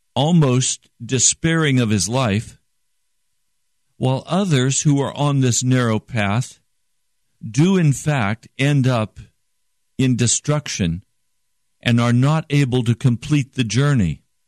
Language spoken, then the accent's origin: English; United States; I'm an American